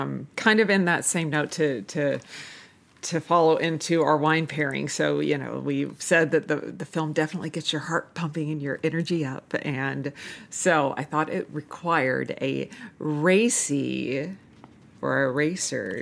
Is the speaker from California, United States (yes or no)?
yes; Manhattan Beach, California, United States; growing up in Manhattan Beach